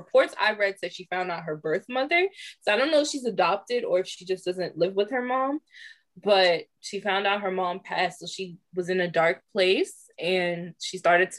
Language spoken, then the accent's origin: English; Maryland, United States; we're from Maryland.